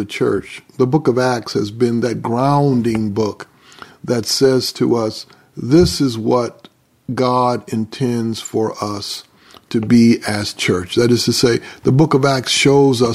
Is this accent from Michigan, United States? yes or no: yes; Grand Rapids, Michigan, United States; I was born and raised in Grand Rapids, Michigan